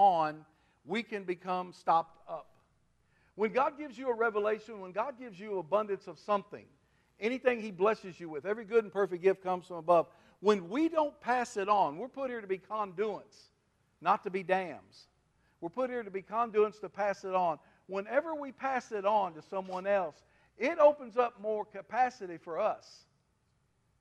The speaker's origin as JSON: {"language": "English", "region": "Kentucky River", "country": "United States", "tie": "born or raised there", "said": "I was raised on the Kentucky River. We farmed on the Kentucky River all my life, all my dad's life"}